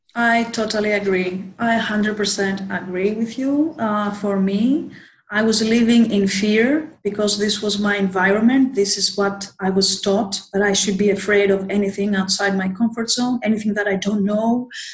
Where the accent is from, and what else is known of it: Athens, Attica, Greece; also born or lived in Thessaloniki, Greece